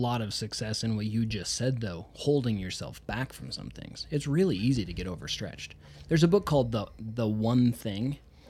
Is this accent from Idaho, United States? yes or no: yes; Idaho, United States; I'm from Idaho.